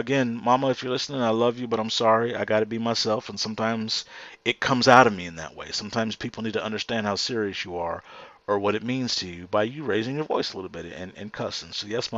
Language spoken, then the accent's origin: English; Houston, Texas, United States; right here in my hometown